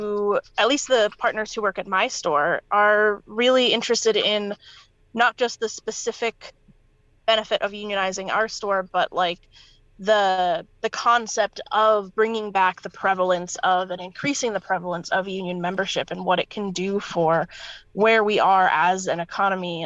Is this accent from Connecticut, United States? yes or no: no; New York, United States; I'm from New York State. So we learned a little bit about unions when I was like in my state history classes